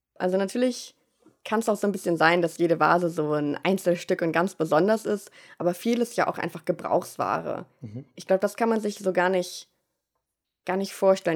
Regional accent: Germany; moved away as an adult; also born or lived in Münster; now in Vienna, Austria; dass ich Deutsche bin

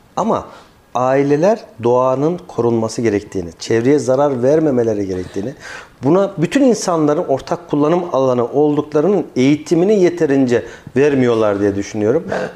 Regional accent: Kayseri Province, Turkey; Şahsım adına bir Kayserili olarak, Kayseri'nin yerlisi olarak

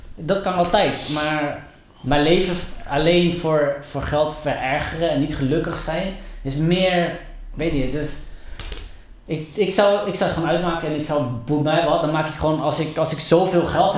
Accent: Colombia; moved away; ik was toen in Colombia, ik kom uit Colombia.

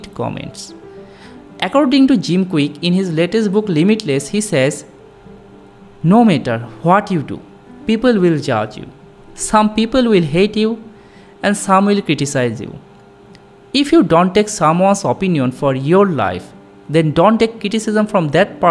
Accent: Bangladesh; first language Bengali; English is a second language; now in Malaysia; I'm a Bangladeshi citizen

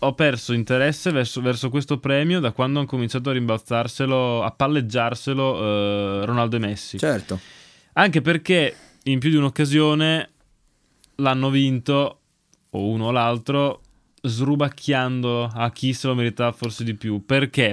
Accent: Ferrara, Emilia-Romagna, Italy; siamo di Ferrara

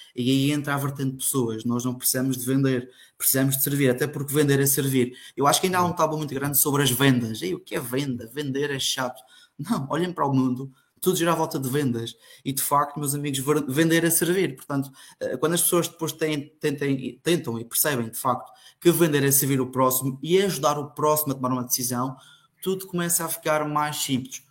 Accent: Funchal, Madeira, Portugal; sou natural do Funchal, da Madeira

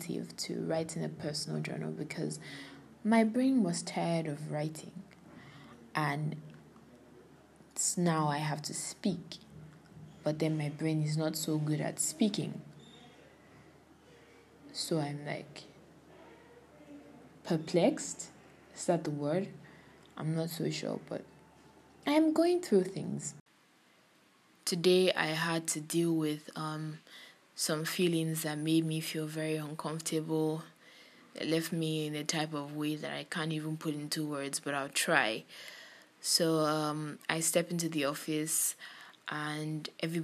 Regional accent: Kogi, Nigeria; now in Lagos, Nigeria; I am from Kogi State and I'm based in Lagos.

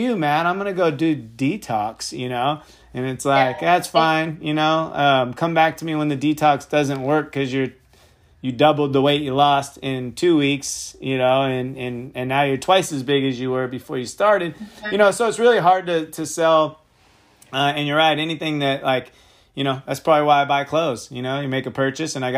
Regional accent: Sonoma County, California, United States; I'm from Sonoma County

